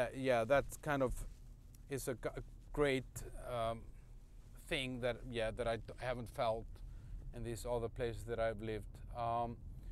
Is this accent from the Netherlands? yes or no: no; Iceland; moved away as an adult; also born or lived in Copenhagen, Denmark; now in Prague, Czech Republic; when I moved from Iceland to Copenhagen